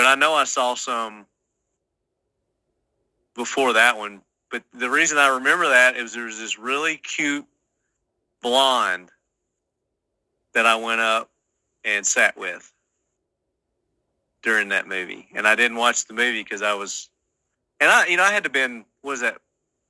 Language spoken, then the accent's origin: English; Sparta, Tennessee, United States; born or raised there